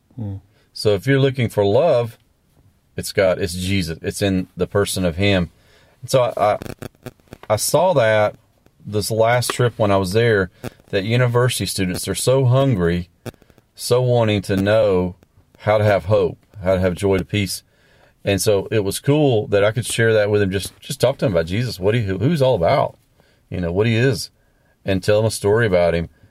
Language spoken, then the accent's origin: English; the South, United States; also born or lived in Latin America; I grew up in the South